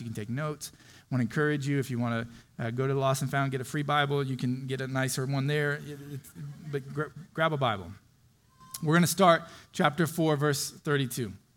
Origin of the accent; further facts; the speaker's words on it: Florida, United States; moved away; I grew up in Florida on the beach